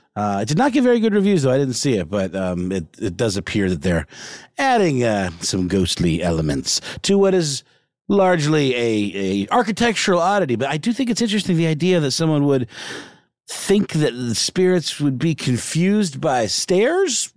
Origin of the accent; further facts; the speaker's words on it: Augusta, Georgia, United States; where I grew up in Augusta, Georgia